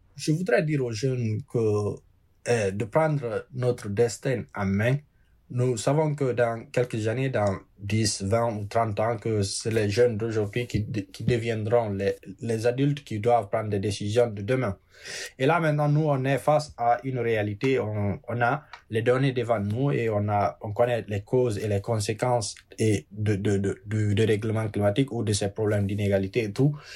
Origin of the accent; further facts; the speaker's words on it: Dubréka, Guinea; also born or lived in Brooklyn, New York; now in New York, United States; J'habite à Brooklyn, New York. J'ai grandi en République de Guinée.